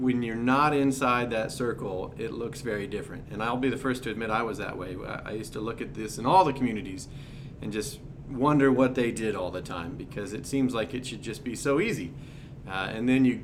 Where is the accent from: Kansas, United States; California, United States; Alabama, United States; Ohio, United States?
Kansas, United States; Ellsworth; now in Liberal, United States; Born and raised in Ellsworth, Kansas, moved to Liberal in 2006